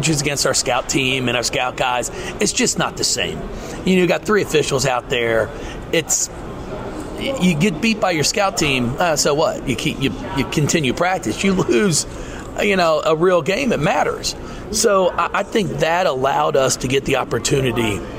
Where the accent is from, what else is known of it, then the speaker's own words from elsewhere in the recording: Northern Kentucky, United States; I grew up in Northern Kentucky